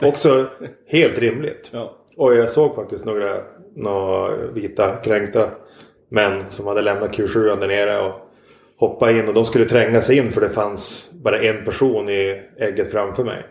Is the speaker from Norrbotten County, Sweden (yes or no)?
yes; Norrfjärden, Norrbotten County, Sweden; moved away; also born or lived in Västerbotten; Jag är uppvuxen utanför Pite i en uh, by som heter Norrfjärden